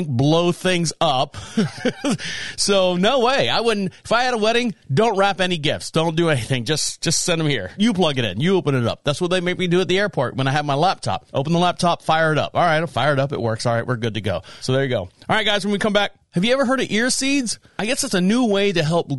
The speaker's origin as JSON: {"language": "English", "town": "Orlando", "region": "Florida", "country": "United States", "tie": "born or raised there", "moved": "yes", "said": "I was born and raised in Orlando, Florida"}